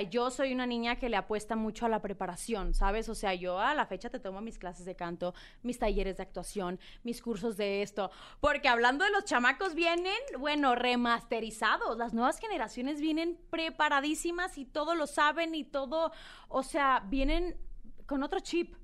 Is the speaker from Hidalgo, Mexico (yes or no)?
no; Culiacán, Sinaloa, Mexico; now in Mexico City, Mexico; yo soy eh, una niña de Culiacán, Sinaloa. Eh, pues nada, nací en Culiacán